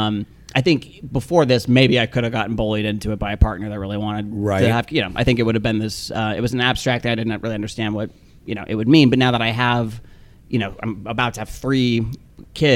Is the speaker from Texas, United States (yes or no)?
no; Salt Lake City, Utah, United States; moved away; I'm from Salt Lake City, Utah originally. My mm-hmm. parents are both still there